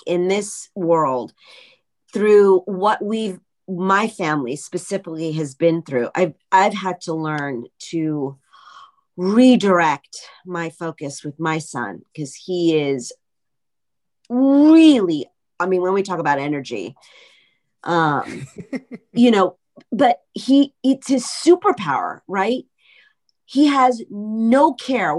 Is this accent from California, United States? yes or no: yes; Los Angeles, California, United States; I'm Russian, Israeli, Iranian, and I was born in Hollywood, California